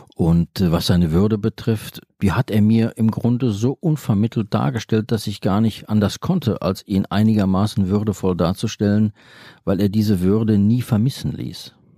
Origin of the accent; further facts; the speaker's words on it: Bochum, North Rhine-Westphalia, Germany; Ich persönlich, ich bin in Bochum aufgewachsen